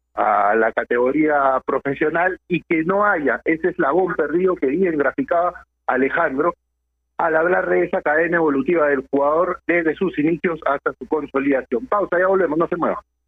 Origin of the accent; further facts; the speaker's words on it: Peru; nosotros como peruanos